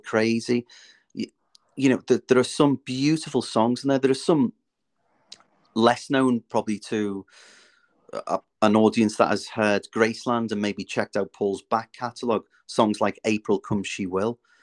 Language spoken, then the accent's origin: English; Liverpool, North West England, United Kingdom; now in North Wales, United Kingdom; I'm originally from Liverpool. I now live in North Wales